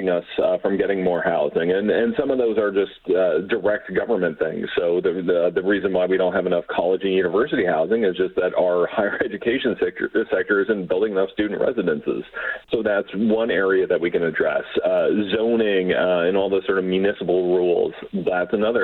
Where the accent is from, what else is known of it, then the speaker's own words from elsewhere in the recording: London, Ontario, Canada; a place like London, Ontario, my hometown